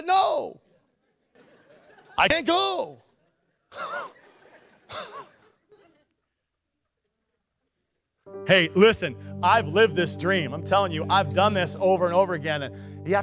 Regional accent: Nikiski, Alaska, United States; I'm from Nikiski

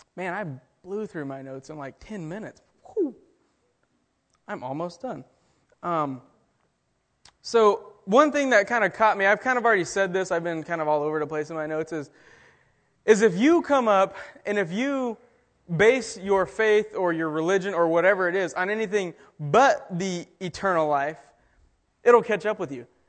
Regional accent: Texas, United States; I'm from Texas

